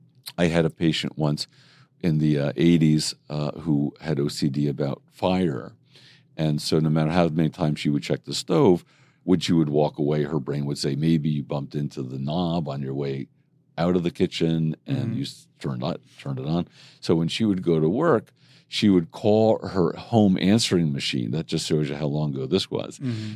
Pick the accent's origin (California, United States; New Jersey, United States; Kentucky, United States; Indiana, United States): New Jersey, United States; Jersey Shore; now in New York City, United States; I grew up in Jersey Shore.